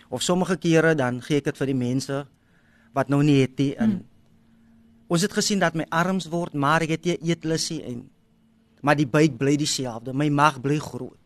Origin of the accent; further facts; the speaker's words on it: Wellington, Western Cape, South Africa; now in Kylemore, South Africa; ek het groot geword in Wellington